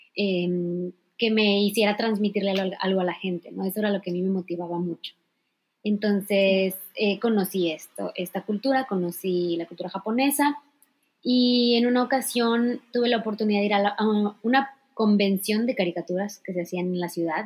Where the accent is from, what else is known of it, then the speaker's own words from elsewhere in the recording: Poza Rica, Veracruz, Mexico; moved away as an adult; now in Japan; soy de Poza Rica, Veracruz, orgullosamente. Eh, viví 18 años de mi vida hasta que cumplí la mayoría de edad